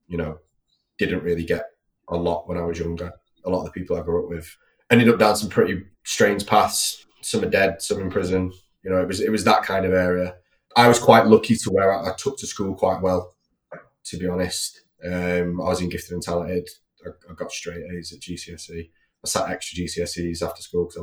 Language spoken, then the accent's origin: English; Manchester, North West England, United Kingdom; I grew up in North Manchester, fairly routine upbringing.